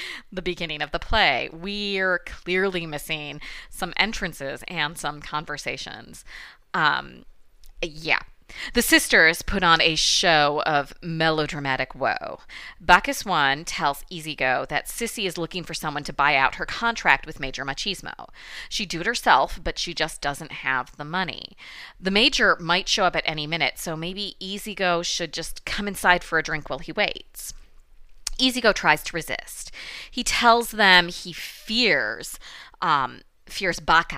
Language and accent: English; Michigan, United States; accent: Midwestern Michigan; my Midwestern Michigan accent